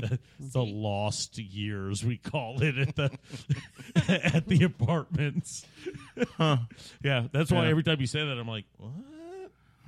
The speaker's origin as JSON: {"language": "English", "region": "Kentucky", "country": "United States", "tie": "born or raised there", "said": "I grew up in Kentucky."}